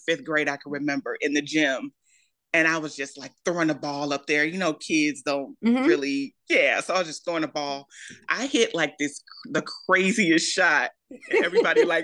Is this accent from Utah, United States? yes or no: no; Maywood, Illinois, United States; I am from Maywood, Illinois, originally. It's a little suburb right outside of Chicago.